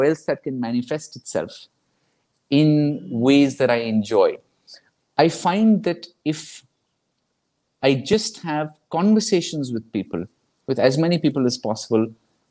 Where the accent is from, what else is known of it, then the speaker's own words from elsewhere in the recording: Kolkata, West Bengal, India; I'm from Calcutta